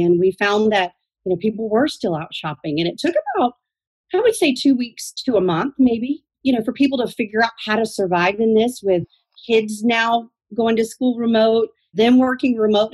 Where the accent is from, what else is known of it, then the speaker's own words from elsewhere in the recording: Athens, Georgia, United States; also born or lived in Atlanta, Georgia; I am a Georgian native